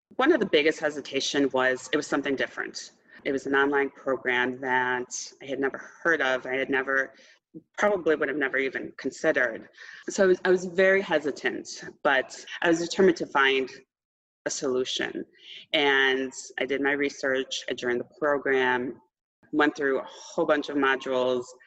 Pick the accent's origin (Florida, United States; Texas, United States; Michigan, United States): Texas, United States; Austin; I'm from Austin, Texas